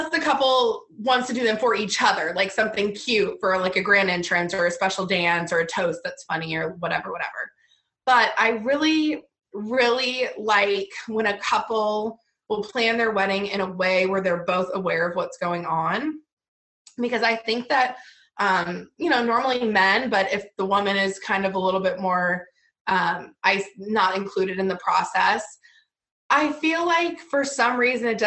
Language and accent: English; Virginia, United States; moved away; I'm originally from Virginia